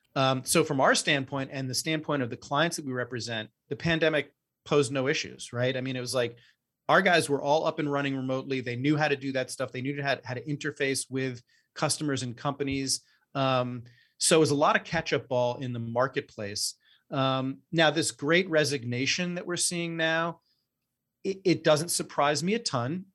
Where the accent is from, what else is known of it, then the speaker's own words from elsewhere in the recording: New York City, New York, United States; we both grew up here in, in New York City and have known each other since third grade